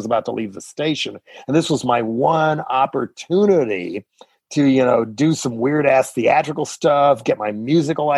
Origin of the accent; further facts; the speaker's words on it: Boulder, Colorado, United States; moved away; also born or lived in San Francisco; back in Boulder